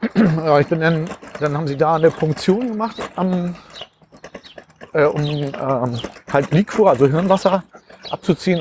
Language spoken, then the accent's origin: German; Uetersen, Schleswig-Holstein, Germany; born or raised there; also born or lived in Pinneberg